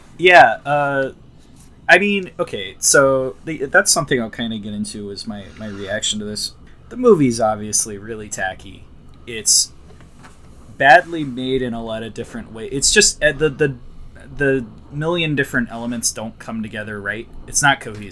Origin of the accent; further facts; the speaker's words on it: Florida, United States; I'm from Florida